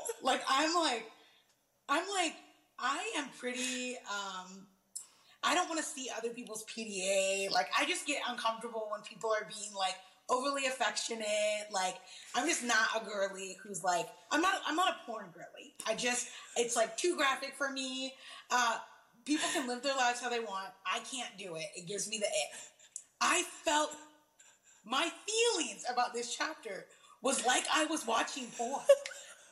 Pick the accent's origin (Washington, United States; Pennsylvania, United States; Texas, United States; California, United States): Washington, United States; Seattle; I hail from Seattle